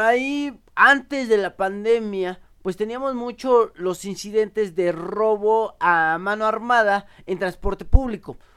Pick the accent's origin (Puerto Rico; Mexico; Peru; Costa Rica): Mexico; nos reconoce como mexicanos